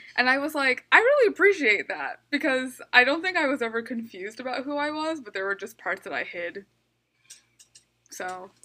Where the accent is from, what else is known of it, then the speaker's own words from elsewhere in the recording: Midwest, United States; growing up in the Midwest